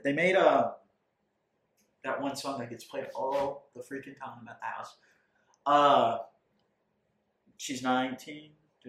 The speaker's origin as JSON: {"language": "English", "town": "Biloxi", "region": "Mississippi", "country": "United States", "said": "hailing from Biloxi, Mississippi"}